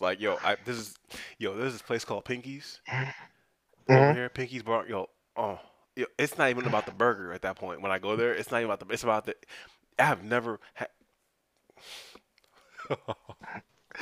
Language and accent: English; New York, United States; moved away; I was born and raised in New York, Queens, New York